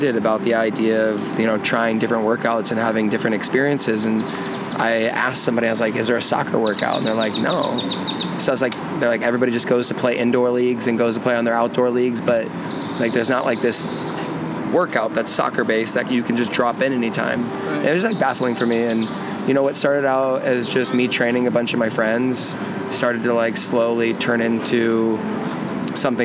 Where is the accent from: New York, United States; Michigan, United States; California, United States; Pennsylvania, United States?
California, United States; also born or lived in Austria; growing up in California